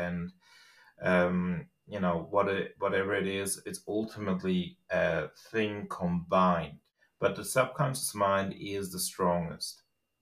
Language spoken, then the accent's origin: English; Switzerland; English is a second language; moved away as an adult; also born or lived in Australia; I grew up in Switzerland, and at the age of about 25, I decided I wanted to go to Australia after a brief, stay in Australia to learn the language itself